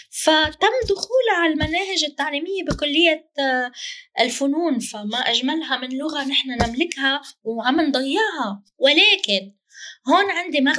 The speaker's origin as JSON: {"language": "Arabic", "town": "Jaffa", "country": "Palestine", "moved": "yes", "lives_now": "Lebanon", "said": "أنا في الشتات العربي طبعا أنا فلسطينية من يافا وأعيش الآن حاليا في لبنان أنا في الشتات العربي"}